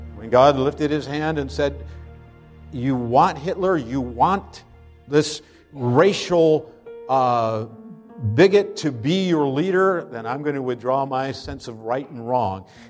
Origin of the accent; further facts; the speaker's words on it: Pennsylvania, United States; moved away; When I was growing up in Pennsylvania